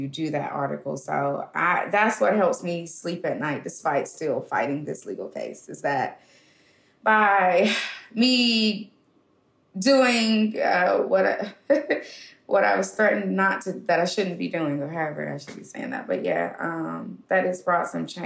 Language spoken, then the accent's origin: English; Birmingham, Alabama, United States; I'm from Birmingham, and I think growing up in such a civil rights area just really ingrained in me